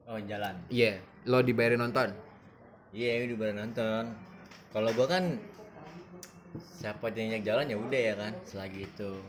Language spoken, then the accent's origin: Indonesian; Bogor, West Java, Indonesia; akhirnya gue buktiin ya kan dan jauh-jauh ini gue dari Bogor kita kompetisi akhirnya gue masuk 16 besar